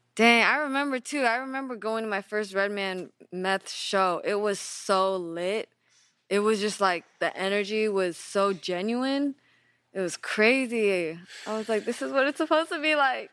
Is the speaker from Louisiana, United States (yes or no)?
no; the Bay Area, California, United States; I'm from the Bay